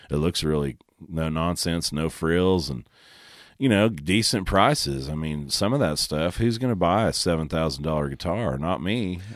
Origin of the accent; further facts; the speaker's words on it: Oklahoma, United States; I'm from Oklahoma